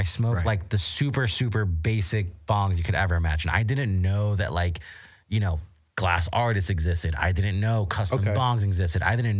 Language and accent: English; Florida, United States; moved away as an adult; now in Las Vegas, United States; I'm from Florida.